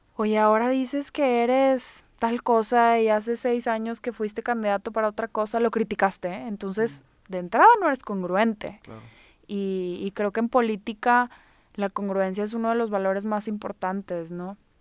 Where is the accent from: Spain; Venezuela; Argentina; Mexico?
Mexico; now in Monterrey, Mexico; somos mexicanos